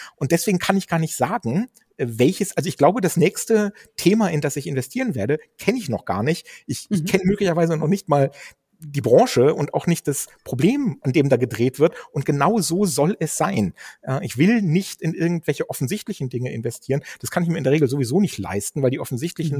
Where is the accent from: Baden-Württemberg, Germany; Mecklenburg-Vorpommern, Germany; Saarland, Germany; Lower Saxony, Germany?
Lower Saxony, Germany; Dannenberg; ich bin ja gebürtig aus Dannenberg äh, an der Elbe. Das ist da stand meine Wiege, da bin ich im Kreiskrankenhaus zur äh, Welt gekommen